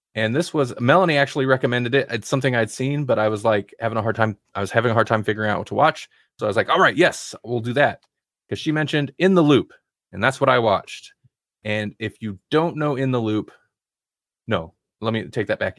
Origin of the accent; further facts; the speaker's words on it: United States; I'm an American